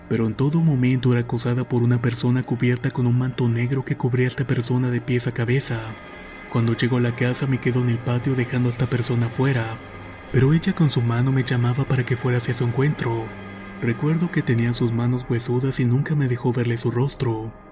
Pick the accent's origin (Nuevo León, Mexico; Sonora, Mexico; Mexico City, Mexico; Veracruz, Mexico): Veracruz, Mexico; quiero contar algo que me pasó cuando tenía 6 años. Soy originaria de México y en las vacaciones solíamos ir al pueblo de mi madre que se encuentra en Veracruz.